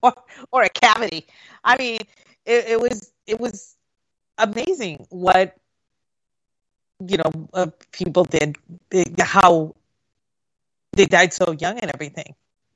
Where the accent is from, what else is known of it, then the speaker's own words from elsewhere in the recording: Puerto Rico; No. I lived, when I was growing up in Puerto Rico, our house for a time, we didn't have a bathroom.